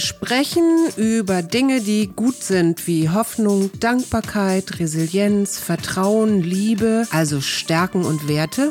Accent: Munich, Bavaria, Germany; now in Hamburg, Germany; ich komme ursprünglich auch aus München, aber jetzt nicht aus Schwabing

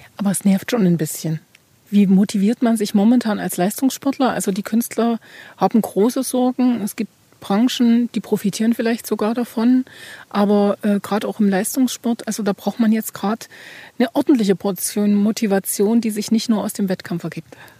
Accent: Ore Mountains, Saxony, Germany; ich bin eine Sächsin im Großen betrachtet und eine Erzgebirgerin im Kleinen

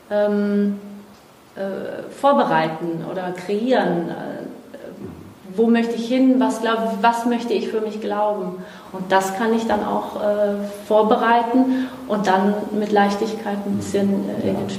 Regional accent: Brazil; now in Germany; Ja, ich bin Brasilianerin.

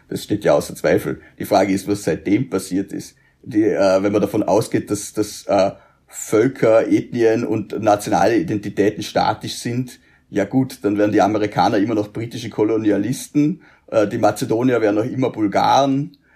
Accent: Feldkirch, Vorarlberg, Austria; zumindestens was Feldkirch betrifft, wo ich herkomme, weil in Bregenz bin ich dann wieder Feldkircher

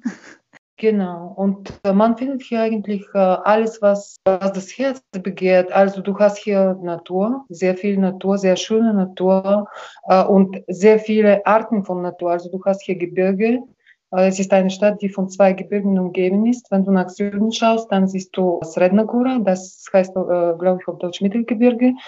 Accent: Karlovo, Plovdiv Province, Bulgaria; meine Heimatstadt, sondern weil es wirklich einen besonderen Spirit hier gibt

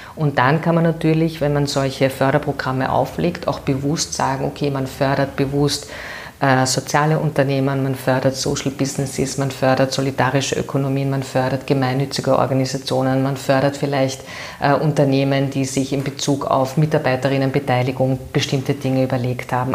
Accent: Vienna, Austria; ich bin eine Währingerin ähm, und äh, sehr glücklich, eine Währingerin zu sein und hier geboren zu sein. Ich bin ähm, in der Gänzkasse aufgewachsen

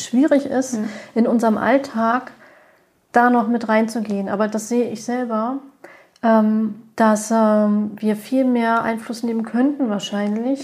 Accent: Germany; bei uns in Deutschland

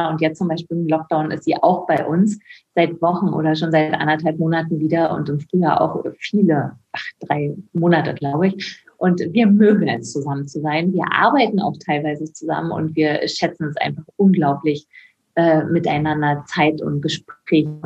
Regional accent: Caucasus, Russia; now in Germany; also Russland und äh, Kaukasien, da wo ich herkomme, ist wirklich sehr verschieden von Deutschland.

